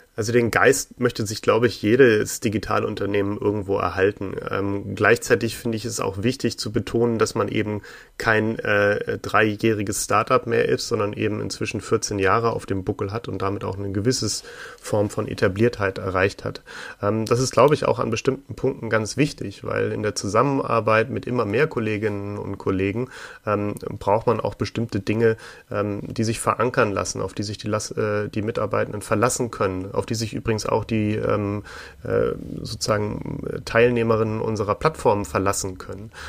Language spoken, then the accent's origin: German; Hamburg, Germany; für ein paar äh, Zeitungen in Hamburg, wo ich geboren bin